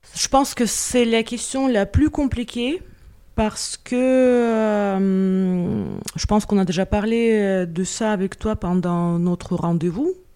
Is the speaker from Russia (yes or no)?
yes; Moscow, Russia; French is a second language; moved away as an adult; now in France; j'ai laissé mon identité chez moi à Moscou